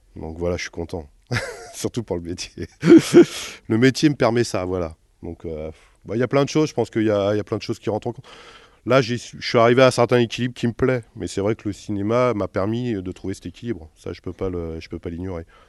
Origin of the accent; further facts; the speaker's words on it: Jura, Bourgogne-Franche-Comté, France; moved away; moi je suis pas du tout du coin, là je suis du Jura